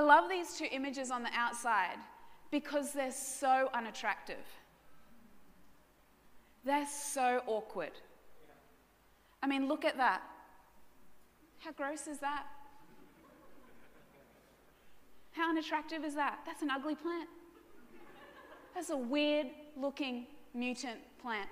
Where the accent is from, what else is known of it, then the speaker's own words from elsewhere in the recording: Brisbane, Queensland, Australia; Now, I was raised in Brisbane suburbs.